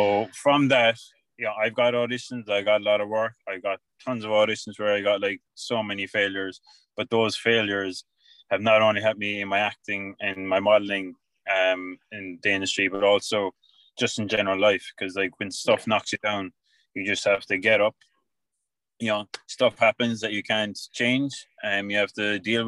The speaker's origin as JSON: {"language": "English", "town": "Tralee", "region": "Munster", "country": "Ireland", "also_born_or_lived": "London / Australia", "said": "I'm from Tralee"}